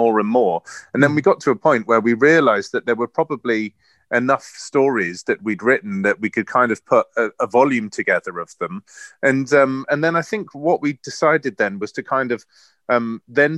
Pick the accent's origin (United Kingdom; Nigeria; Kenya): United Kingdom; Cheltenham, South West England; moved away; also born or lived in London; We grew up in Cheltenham on the other side of England